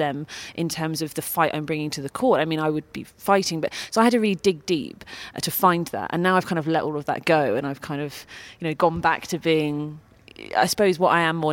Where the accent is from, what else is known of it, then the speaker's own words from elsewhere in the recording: United Kingdom; being British